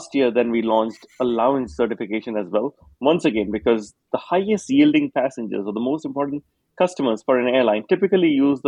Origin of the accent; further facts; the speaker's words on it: Singapore; I grew up in Singapore